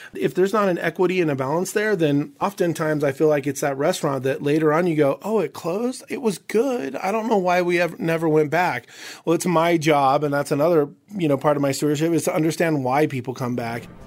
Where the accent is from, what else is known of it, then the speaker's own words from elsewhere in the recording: Southwest, United States; growing up in the Southwest